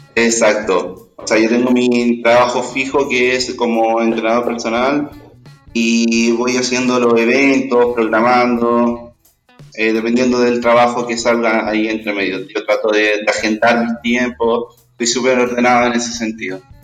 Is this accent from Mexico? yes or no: no; Chile; como chilenos, como sociedad